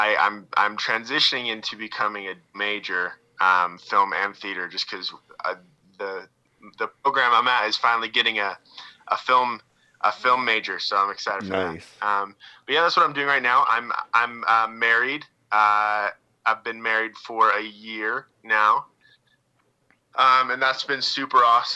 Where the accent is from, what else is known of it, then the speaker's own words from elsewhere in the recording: Southern Utah, United States; I grew up in Southern Utah, which is, you know, got a lot of red rock.